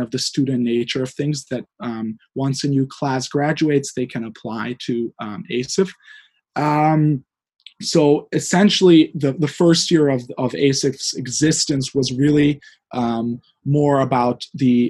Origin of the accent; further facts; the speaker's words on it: Hungary; moved away; I'm from Hungary originally. I grew up there and I graduated there